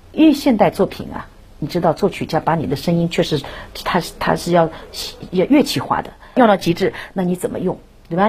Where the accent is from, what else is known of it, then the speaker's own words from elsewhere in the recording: China; now in United States; 我觉得是中国人，我就有这一，这一个使命，用我的歌唱艺术来弘扬中国的文化